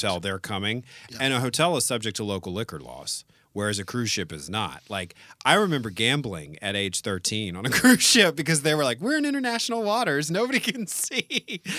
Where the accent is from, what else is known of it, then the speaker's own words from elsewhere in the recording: New Orleans, Louisiana, United States; I'm from New Orleans.